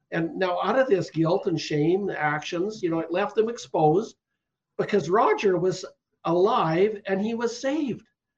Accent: Canada; I'm a Canadian

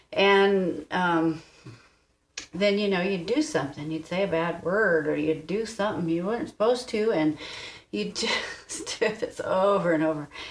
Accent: East Coast, United States; I grew up on the East Coast

